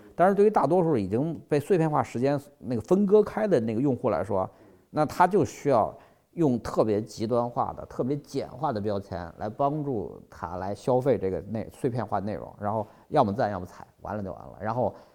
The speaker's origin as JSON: {"language": "Chinese", "region": "Qinghai", "country": "China", "tie": "born or raised there", "moved": "yes", "said": "我小时候是在青海长大的"}